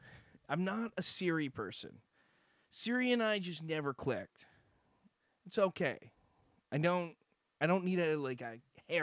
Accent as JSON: {"language": "English", "region": "West Coast", "country": "Canada", "accent": "West Coast Canadian", "said": "I think my Canadian accent is worse than most other people's fake Canadian accents. I don't think I have one. I think mine is more almost... Mine is as washed a Canadian accent as you're going to get. It is a West Coast Canadian accent."}